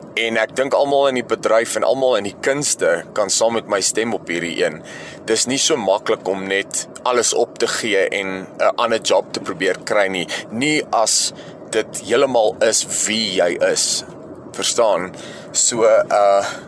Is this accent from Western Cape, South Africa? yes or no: no; Alberton, Gauteng, South Africa; also born or lived in Johannesburg; gebore in Johannesburg stad en ek het in Alberton grootgeword.